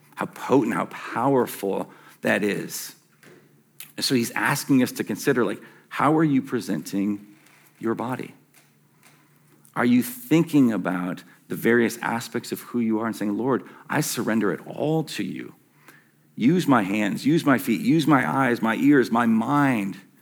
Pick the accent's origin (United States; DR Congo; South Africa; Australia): United States; Western Michigan; as a young kid growing up in Western Michigan